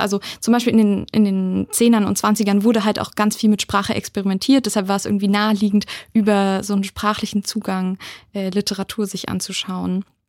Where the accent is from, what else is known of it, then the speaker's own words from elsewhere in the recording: Wittenberg, Saxony-Anhalt, Germany; moved away as an adult; now in Mainz, Germany; Ich komme aus Wittenberg, also aus der Nähe von Leipzig